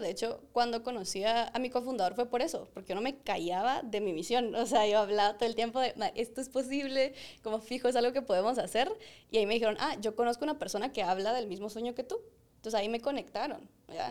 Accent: Guatemala; nosotros, como chapines super cracks

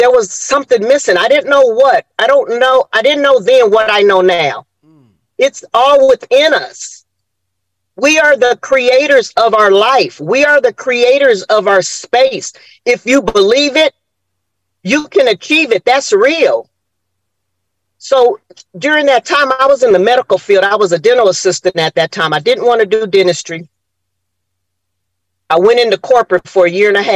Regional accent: Los Angeles, California, United States; moved away as an adult; now in Atlanta, United States; being born in the 60s in Los Angeles

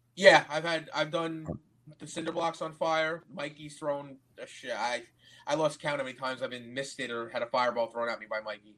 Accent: United States; I'm from America.

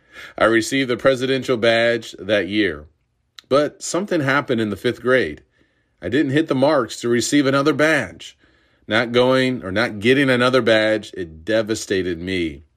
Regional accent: Urbana, Illinois, United States; I grew up in Urbana, Illinois, home of the Fighting Illini.

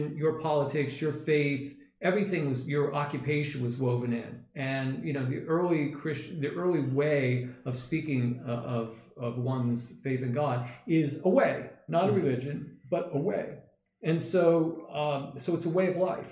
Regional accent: United States; I'm an American. I'm a born American

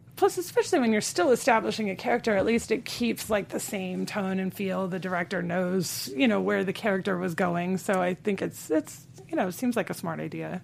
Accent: Los Angeles, California, United States; I am an L A native.

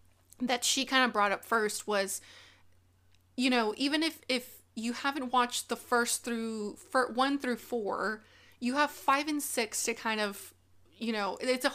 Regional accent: Monterrey, Nuevo León, Mexico; In Mexico. We're both really regias. We're both from Monterrey.

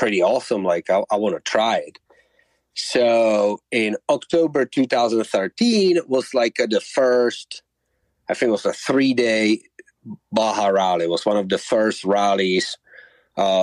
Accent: Czechia; moved away as an adult; now in United States; I moved to U.S. when I was 20. So I spent more time on U.S. soil of my life than I spent in my home country

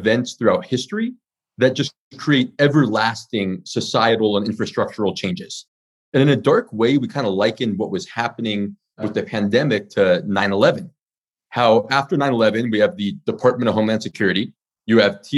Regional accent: California, United States; moved away as an adult; also born or lived in China; I'm from California. I actually spent my last 8 years in mainland China.

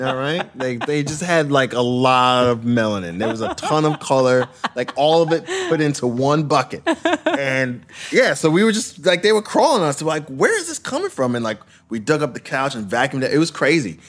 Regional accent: Brentwood, New York, United States; also born or lived in Queens, New York; growing up in Brentwood, Long Island, and Queens

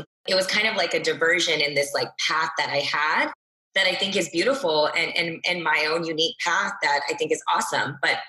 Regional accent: Texas, United States; I'm a girl from Texas.

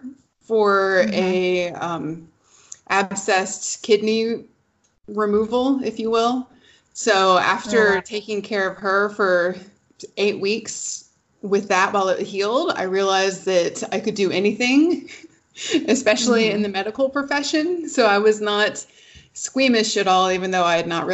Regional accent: Atlanta, Georgia, United States; I'm originally from Atlanta

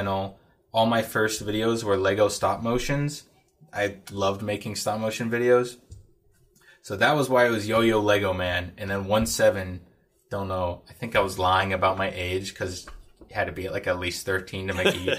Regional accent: Anchorage, Alaska, United States; now in Fairbanks, United States; I grew up in Anchorage and then moved up to Fairbanks for school, and live and work up here.

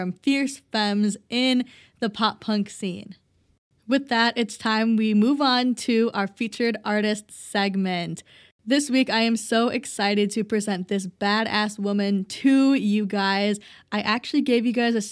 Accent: Minneapolis, Minnesota, United States; I'm from Minneapolis

